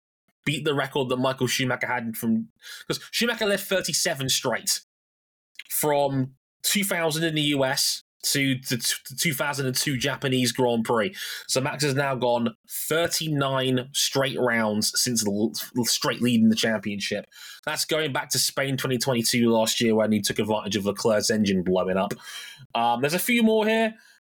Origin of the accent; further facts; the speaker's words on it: Jamaica; It reminded me of, and as a Jamaican, this means a lot to me, Berlin 2009